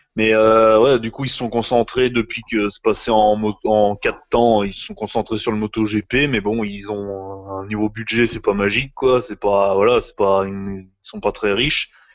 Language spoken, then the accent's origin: French; France; chez nous, en France